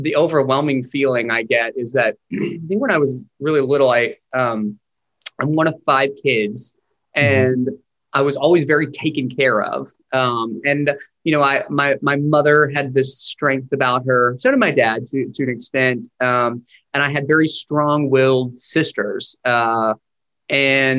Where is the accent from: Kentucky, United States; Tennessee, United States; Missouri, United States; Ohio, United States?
Tennessee, United States; Chattanooga; moved away as an adult; also born or lived in Nashville, Tennessee / New York; now in Los Angeles, United States; I grew up just right outside of Chattanooga in Georgetown. I spent my whole life there.